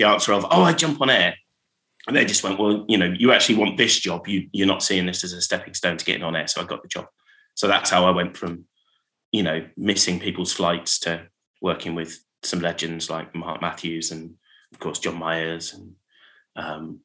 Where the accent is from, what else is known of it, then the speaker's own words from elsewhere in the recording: Finchampstead, South East England, United Kingdom; growing up in Berkshire